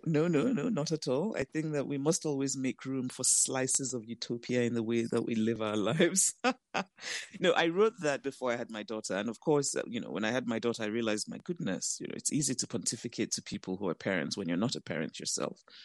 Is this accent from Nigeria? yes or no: yes; Nigeria; also born or lived in United States; I'm Nigerian, I have two homes, I live in Nigeria, I also live in the U S